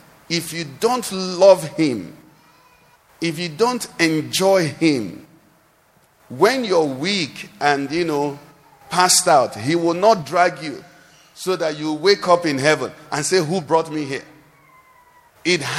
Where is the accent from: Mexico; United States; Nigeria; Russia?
Nigeria; I'm a Nigerian